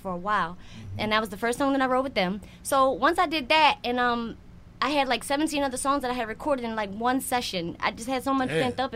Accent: Philadelphia, Pennsylvania, United States; I'm from Philly.

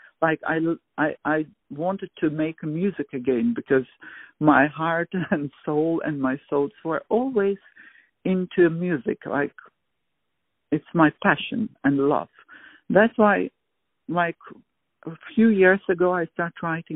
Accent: Baku, Azerbaijan; moved away as an adult; now in The Hague, Netherlands; I was born in Baku, Azerbaijan. And at the age of 5, I start liking music, having interest in it at the kindergarten

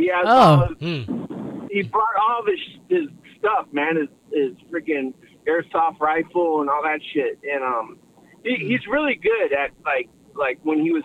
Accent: Spring Valley, California, United States; growing up in Spring Valley and like, you know, parts of San Diego

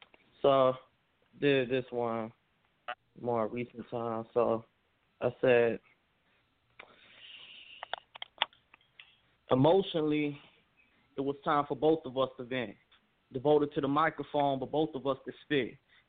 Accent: Memphis, Tennessee, United States; How you doing? … I'm from Memphis, Tennessee. I'm a hip-hop artist.

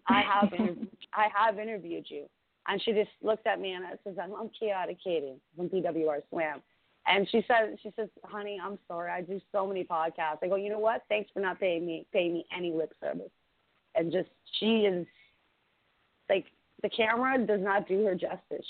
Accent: Ireland; I'm Irish too

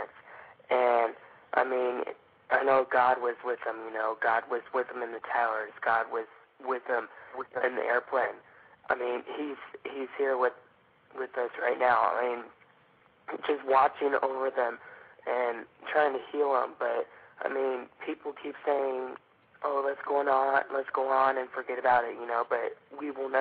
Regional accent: Phoenix, Arizona, United States; I'm from Phoenix, Arizona

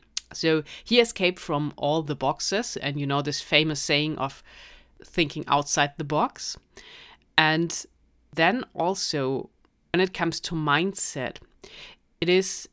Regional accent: Germany; accent: German; English is a second language; So with my German accent, probably very difficult

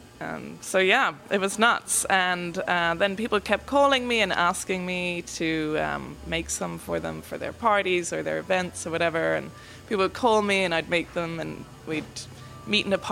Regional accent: Tipperary, Munster, Ireland; moved away as an adult; now in Nashville, United States; I'm from Ireland. I'm from Tipperary, which is in the south of Ireland.

